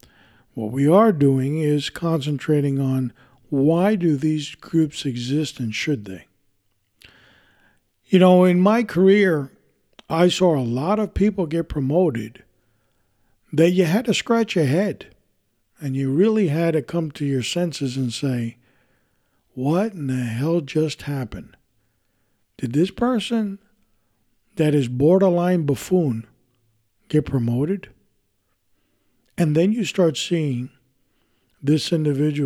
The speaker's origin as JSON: {"language": "English", "town": "New York City", "region": "New York", "country": "United States", "tie": "born or raised there", "said": "I was born in this country, I was born in New York City, raised there"}